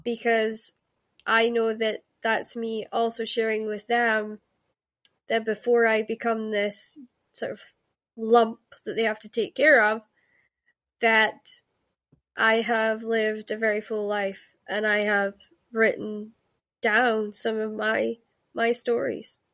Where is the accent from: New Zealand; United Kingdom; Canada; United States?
United Kingdom; Scotland; I'm Scottish